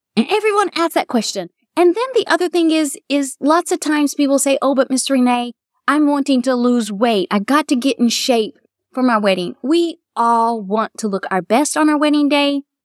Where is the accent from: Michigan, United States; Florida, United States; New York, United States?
Florida, United States; moved away as an adult; also born or lived in Kentucky; now in Mount Sterling, United States; I was from Florida